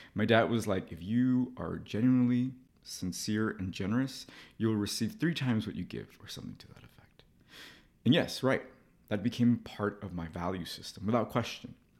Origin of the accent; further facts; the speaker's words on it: Los Angeles, California, United States; moved away; to go to L A, to my hometown, as an adult